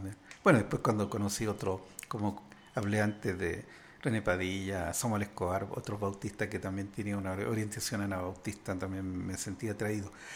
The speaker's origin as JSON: {"language": "Spanish", "country": "Chile", "said": "yo vengo de Chile"}